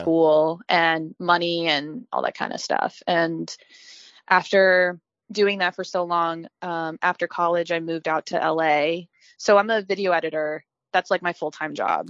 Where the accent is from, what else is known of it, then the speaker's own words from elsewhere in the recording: Virginia, United States; I grew up in Virginia where we had a lot of anime conventions